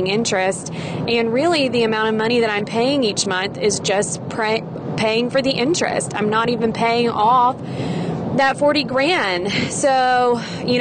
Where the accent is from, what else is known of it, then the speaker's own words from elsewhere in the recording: Mississippi, United States; I am from Mississippi. When I was in high school, I had dreams of going off somewhere out of state and doing something different from my little high school in small town Mississippi